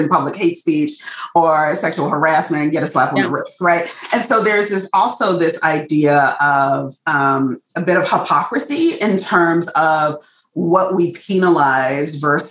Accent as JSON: {"language": "English", "country": "United States", "accent": "African-American Vernacular English", "first_language": "African-American Vernacular English"}